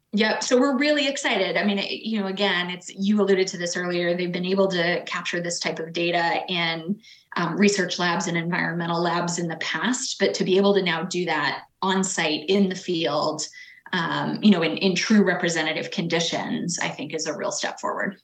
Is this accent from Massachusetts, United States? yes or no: yes; Boston, Massachusetts, United States; I'm born and raised in Boston